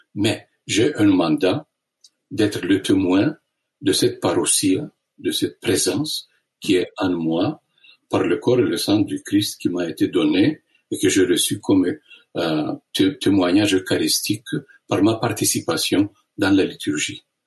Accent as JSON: {"language": "French", "region": "Istanbul", "country": "Turkey", "tie": "born or raised there", "moved": "yes", "said": "je suis né à Constantinople, ce qui est connu comme Istanbul"}